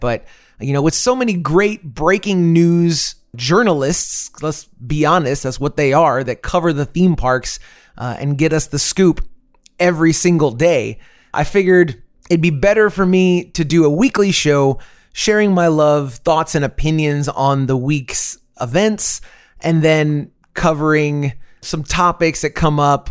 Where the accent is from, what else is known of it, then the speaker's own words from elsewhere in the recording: Central Florida, United States; moved away as an adult; now in Austin, United States; I'm originally from the Central Florida area. Lived there a very long time